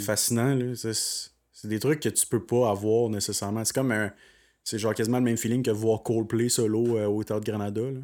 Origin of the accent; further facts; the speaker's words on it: Magog, Quebec, Canada; je viens de Magog et non de Sherbrooke